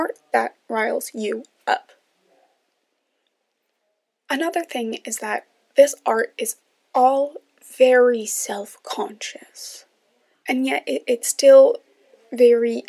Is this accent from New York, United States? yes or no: yes; New York, United States; now in Washington, D.C., United States; I am from New York